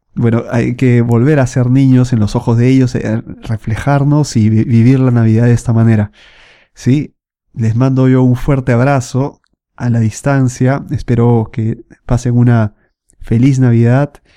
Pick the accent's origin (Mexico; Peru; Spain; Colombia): Peru; Lima; moved away as an adult; now in Milan, Italy; Yo soy de Lima, Perú, y bueno, vivo casi cuatro años aquí en Milán, en Italia